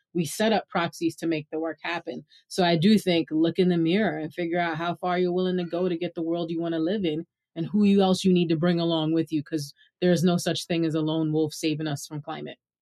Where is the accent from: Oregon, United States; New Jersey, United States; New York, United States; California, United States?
New York, United States; New York City; accent: Brooklyn; Tell people I'm from Brooklyn